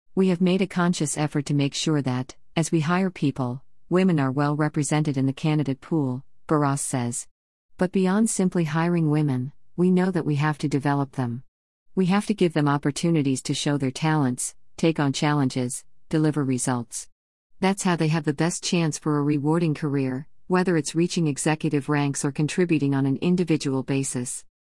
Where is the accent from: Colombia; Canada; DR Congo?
Colombia; moved away; my home country is, I am fortunate that I can visit Colombia quite frequently